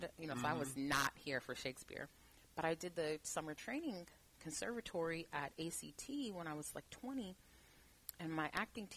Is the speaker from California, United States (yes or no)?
yes; Oakland, California, United States; also born or lived in Berkeley; I am an Oakland native